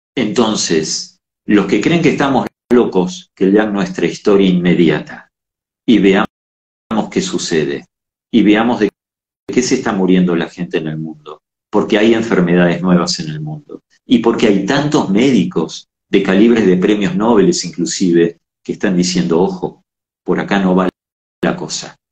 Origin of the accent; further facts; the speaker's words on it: Argentina; Somos América, somos Argentina